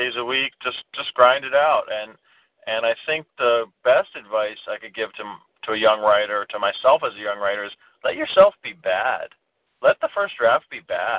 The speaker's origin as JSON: {"language": "English", "country": "United States", "lives_now": "New York, United States", "said": "oh, my dad's from Sri Lanka, but I'm from America."}